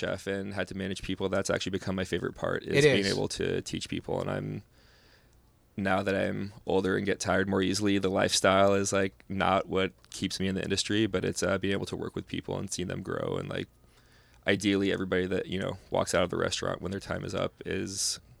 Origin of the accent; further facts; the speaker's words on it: California, United States; and just growing up in California, you know, surrounded by such great produce.